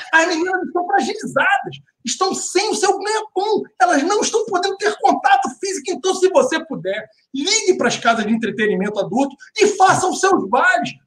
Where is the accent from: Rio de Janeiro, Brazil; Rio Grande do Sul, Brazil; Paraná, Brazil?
Rio de Janeiro, Brazil; Duque de Caxias; Duque de Caxias, na minha terra